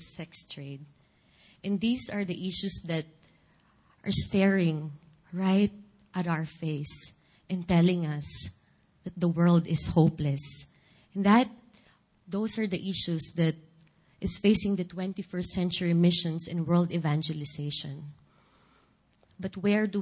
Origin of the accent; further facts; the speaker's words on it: Philippines; first language Filipino; English is a second language; moved away; my native language, Filipino.